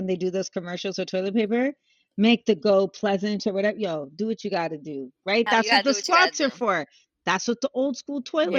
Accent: Canada; I was in my 20s.

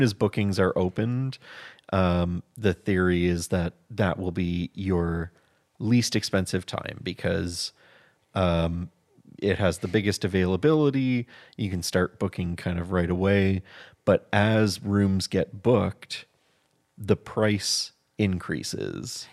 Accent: Hamilton, Ontario, Canada; We're from Hamilton, Ontario

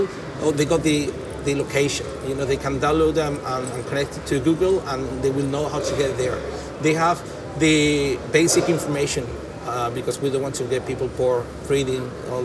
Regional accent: Jerez de la Frontera, Andalusia, Spain; English is a second language; moved away as an adult; I'm from Jerez, I've been away for 10 years, and back in my hometown

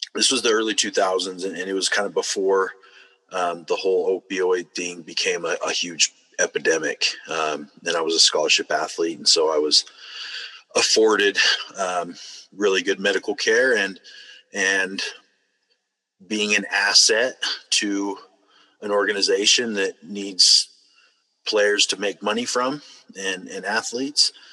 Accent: Utah, United States; I grew up here in Utah. Um, lived a couple other states throughout the way, but um, mostly here in Utah.

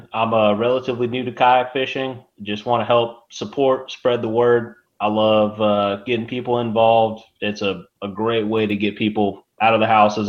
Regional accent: Texas, United States; moved away; I'm from Texas originally.

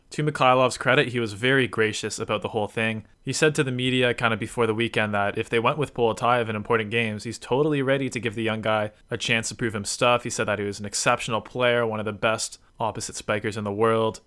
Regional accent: Canada; as a Canadian

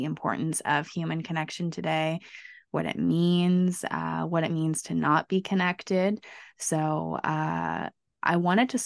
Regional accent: Canada; we're Canadian

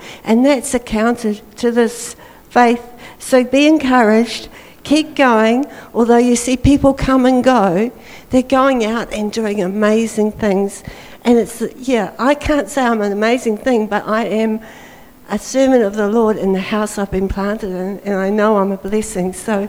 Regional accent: New Zealand; also born or lived in Broome, Australia; I am from New Zealand. I live in the Bay of Islands now.

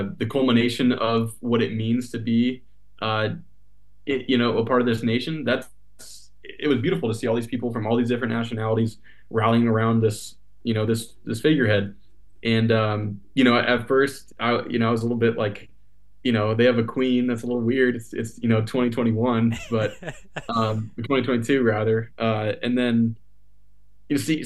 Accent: United States; accent: American; my American accent

